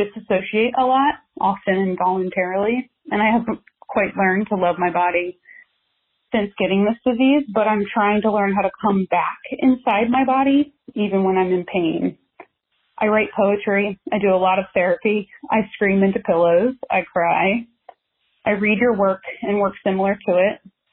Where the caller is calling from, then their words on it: Washington, District of Columbia, United States; I'm calling from Washington, D.C.